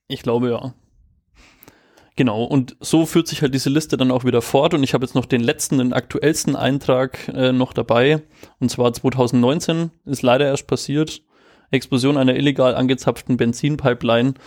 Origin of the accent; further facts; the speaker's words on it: Germany; als Deutscher